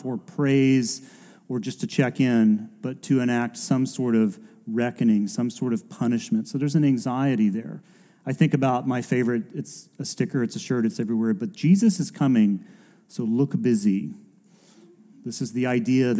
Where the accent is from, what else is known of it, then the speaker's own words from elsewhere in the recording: United States; as an American and growing up in and around churches like